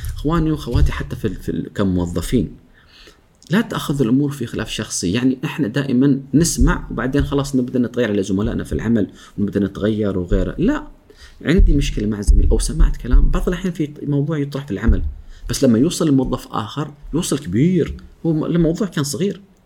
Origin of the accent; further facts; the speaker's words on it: Oman; احنا عندنا في عمان